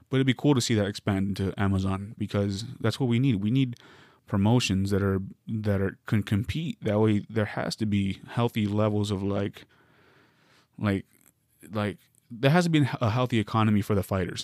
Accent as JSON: {"language": "English", "region": "Arizona", "country": "United States", "moved": "yes", "lives_now": "Southern California, United States", "said": "I'm a Coyotes fan 'cause I'm from Arizona"}